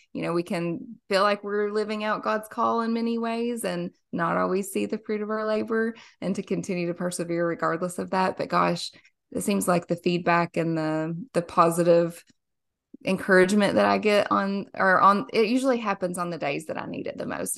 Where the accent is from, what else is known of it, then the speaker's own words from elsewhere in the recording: Somerset, Kentucky, United States; I am born and raised in a small little lake town in Somerset, Kentucky.